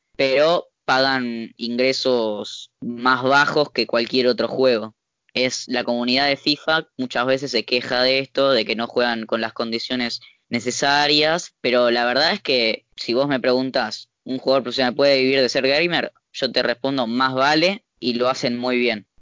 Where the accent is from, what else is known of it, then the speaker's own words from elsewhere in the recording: Argentina; los argentinos sí, que somos muy eufóricos